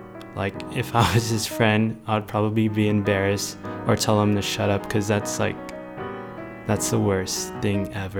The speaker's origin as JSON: {"language": "English", "town": "Victorville", "region": "California", "country": "United States", "tie": "born or raised there", "said": "I grew up in a city called Victorville"}